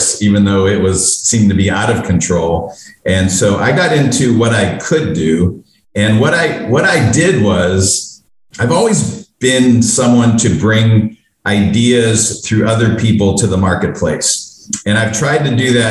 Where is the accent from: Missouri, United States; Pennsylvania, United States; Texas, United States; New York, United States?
Pennsylvania, United States; Pittsburgh; moved away as an adult; now in Los Angeles, United States; I was born and raised in Pittsburgh, and moved out after I graduated college.